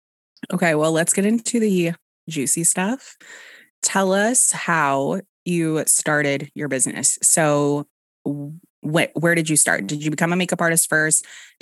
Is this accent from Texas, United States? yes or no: yes; Dallas, Texas, United States; I know. My accent is completely gone unless I get a little tipsy and I say something like iron or ice.